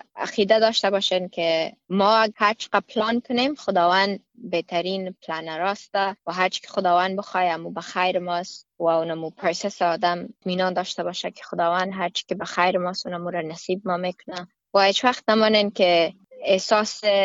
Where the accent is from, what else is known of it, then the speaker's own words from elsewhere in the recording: Afghanistan; now in Australia; ما افغان هستم